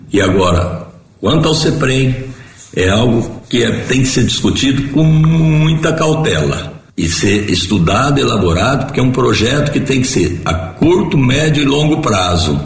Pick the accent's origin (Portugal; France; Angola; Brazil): Brazil; Ipuã, São Paulo; moved away as an adult; now in Jaboticabal, Brazil; eu sou natural de Ipuã, tenho 61 anos e resido em Jabuticabal desde 1978, portanto 43 anos